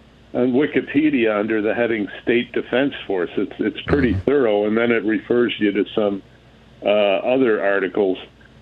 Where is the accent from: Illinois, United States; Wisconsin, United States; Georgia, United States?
Illinois, United States; Yeah, currently my home state of Illinois